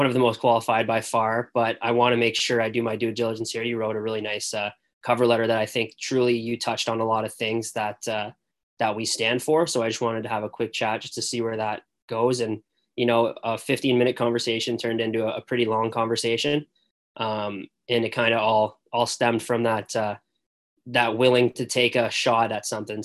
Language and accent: English; Barrie, Ontario, Canada; I grew up in the Barrie area